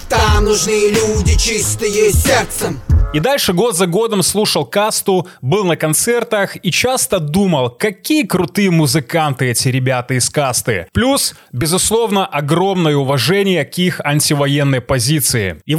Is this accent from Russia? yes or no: no; Belarus; я белорус, сценарист, атлет и стоик.